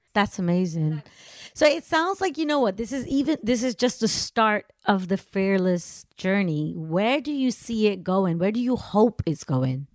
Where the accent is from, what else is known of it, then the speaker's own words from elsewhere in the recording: Amsterdam, North Holland, Netherlands; I'm Indian, born and raised in Amsterdam